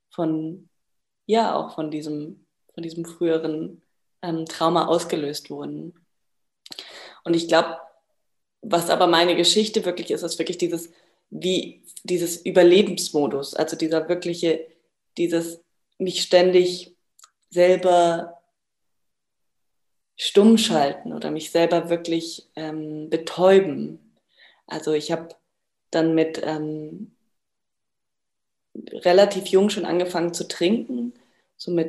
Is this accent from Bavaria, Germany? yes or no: yes; Bavaria, Germany; moved away as an adult; now in Portugal; Zurzeit bin ich in Portugal, aber aufgewachsen in Bayern im Süden von Deutschland und vermisse tatsächlich auch die Berge ganz stark.